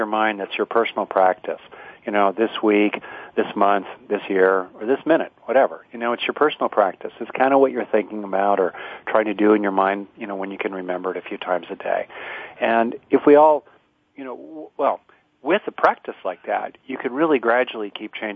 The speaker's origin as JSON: {"language": "English", "region": "Southern California", "country": "United States", "tie": "born or raised there", "lives_now": "Bay Area, United States", "said": "Oh, Southern California"}